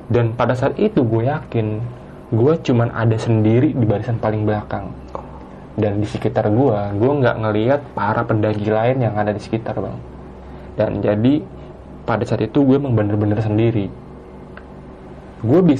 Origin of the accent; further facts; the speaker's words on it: Jakarta, Indonesia; Itu gue mendaki bersama dengan tiga orang teman gue yang berasal dari Jakarta juga.